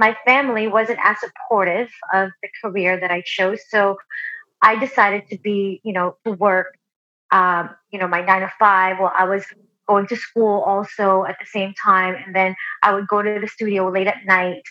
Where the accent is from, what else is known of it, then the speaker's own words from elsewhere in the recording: Philippines; now in United States; I was born in the Philippines and I've always been a singer. I grew up all throughout elementary, down to the time that I moved to the U.S.